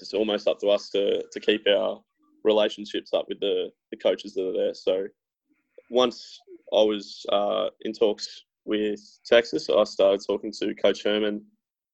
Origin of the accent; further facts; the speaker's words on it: Newcastle, New South Wales, Australia; I'm from Newcastle in Australia, which is famous for its beaches and hot weather